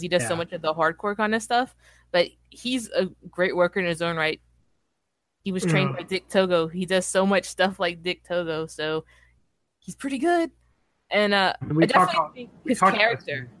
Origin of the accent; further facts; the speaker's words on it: United States; I'm from America too